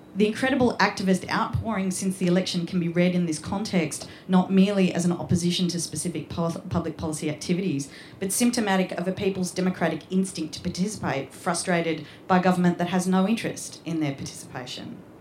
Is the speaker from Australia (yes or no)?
yes; Australia; a white Australian of Scots heritage